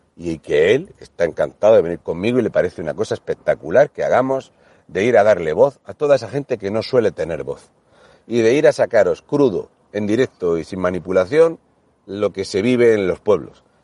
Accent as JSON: {"language": "Spanish", "region": "Region of Murcia", "country": "Spain", "said": "siendo el murciano"}